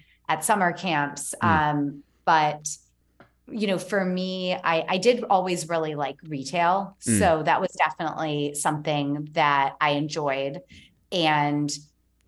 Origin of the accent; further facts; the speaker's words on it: Youngstown, New York, United States; I grew up in a town called Youngstown, which is not Youngstown, Ohio, is Youngstown, New York